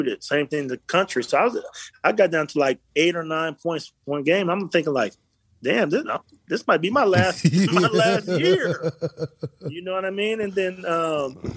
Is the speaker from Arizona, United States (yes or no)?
yes; Phoenix, Arizona, United States; I'm from Phoenix